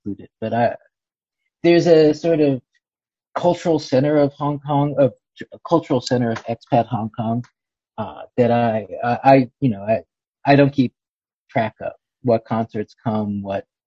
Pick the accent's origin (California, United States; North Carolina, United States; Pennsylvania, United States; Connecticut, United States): Pennsylvania, United States; Philadelphia; I'm from Philadelphia